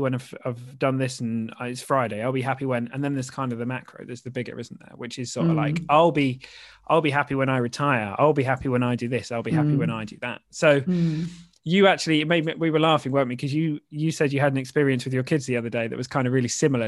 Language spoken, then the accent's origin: English; Norfolk, East of England, United Kingdom; I grew up in Norfolk, just down the road, so I know Yarmouth.